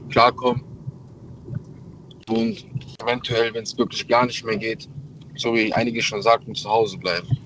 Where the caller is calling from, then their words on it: Troisdorf, North Rhine-Westphalia, Germany; Ja, ich aus Troisdorf.